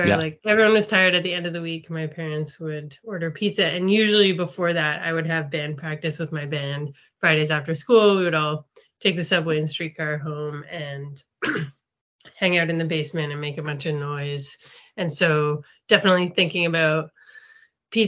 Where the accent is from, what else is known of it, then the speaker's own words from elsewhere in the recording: Toronto, Ontario, Canada; also born or lived in Montreal / New York; Toronto is where I also grew up.